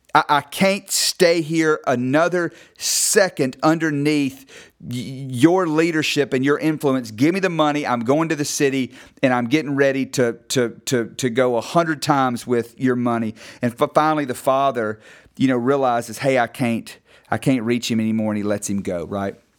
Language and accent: English; North Mississippi, United States; I grew up in North Mississippi, you know, kind of agricultural farm town